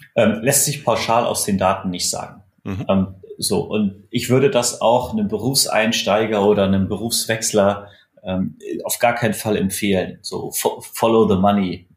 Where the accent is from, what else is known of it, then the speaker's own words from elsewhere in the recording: Erlangen, Bavaria, Germany; meine Heimatstadt Erlangen